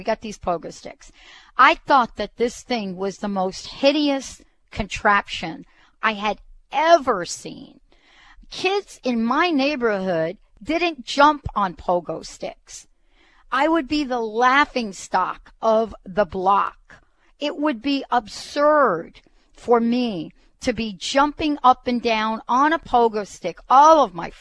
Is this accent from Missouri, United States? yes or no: no; New York City, New York, United States; growing up in the Bronx.